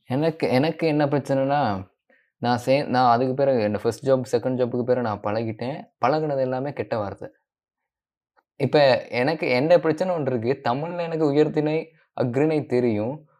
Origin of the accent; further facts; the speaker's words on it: Colombo, Western Province, Sri Lanka; நம்ம கிளம்போல பிறந்தோம்.